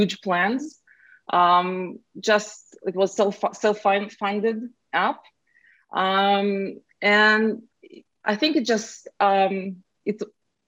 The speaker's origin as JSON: {"language": "English", "country": "Israel", "moved": "as an adult", "lives_now": "Silicon Valley, United States", "said": "I'm originally from Israel"}